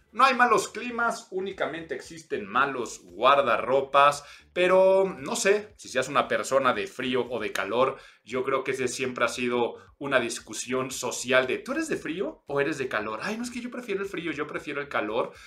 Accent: Mexico City, Mexico; soy chilango

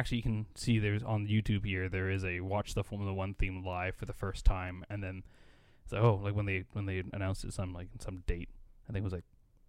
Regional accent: Canada; I think that's iconic, more just as a Canadian.

